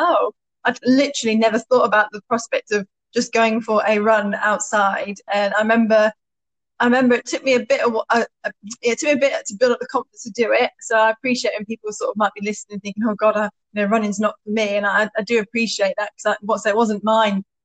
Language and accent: English; Stowmarket, East of England, United Kingdom; moved away as an adult; also born or lived in Ipswich; I grew up in Stowmarket